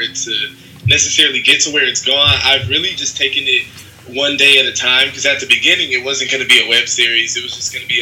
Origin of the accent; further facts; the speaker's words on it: Detroit, Michigan, United States; now in New York City, United States; I'm from Detroit, Michigan